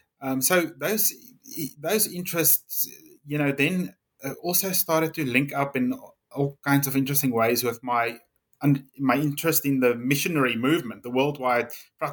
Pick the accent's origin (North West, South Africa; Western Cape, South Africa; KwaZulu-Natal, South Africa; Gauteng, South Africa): Gauteng, South Africa; Pretoria; I was born in and raised in the northern part of South Africa, central northern part, really, and grew up in this, what was then named the city of Pretoria. Nowadays, it's Tshwane.